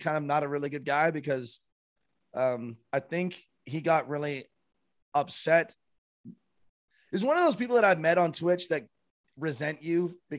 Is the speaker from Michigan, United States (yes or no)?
yes; Michigan, United States; Yeah, I guess I'm from Northern Michigan, right next to the border.